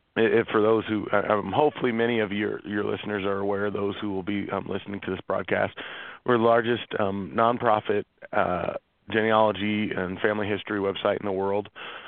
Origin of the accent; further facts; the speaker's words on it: Normal, Illinois, United States; also born or lived in Tachikawa, Japan / California; So I was really raised in Normal. That's always gets a chuckle out of people. But that's where I grew up. My background, my family, my parents, and I have an older sister, with roots definitely in the Midwest. I grew up there and went to high school there.